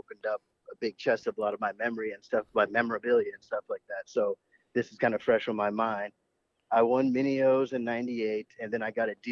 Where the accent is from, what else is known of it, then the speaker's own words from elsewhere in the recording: Maryland, United States; moved away; also born or lived in Dallas-Fort Worth area, Texas; I'm originally from Maryland.